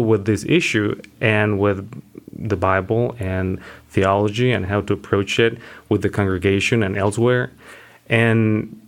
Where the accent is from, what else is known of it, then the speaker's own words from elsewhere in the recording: Mexico City, Mexico; I am from Mexico City, born and raised.